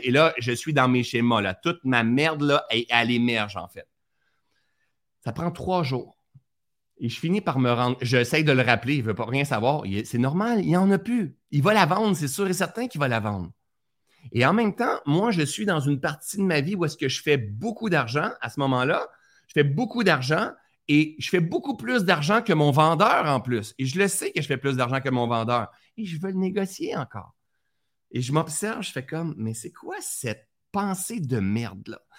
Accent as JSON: {"language": "French", "town": "Sherbrooke", "region": "Quebec", "country": "Canada", "tie": "born or raised there", "also_born_or_lived": "Laurentides, Quebec", "said": "de Sherbrooke, ma ville natale, Sherbrooke"}